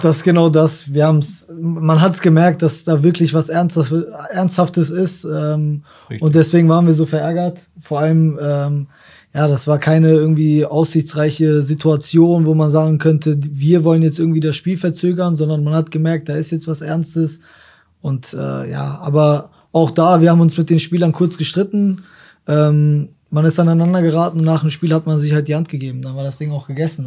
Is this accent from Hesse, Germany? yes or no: no; Osnabrück, Lower Saxony, Germany; Ich komme aus Osnabrück, ich bin Osnabrücker, meine Familie ist hier, meine Freunde sind hier, ich war immer hier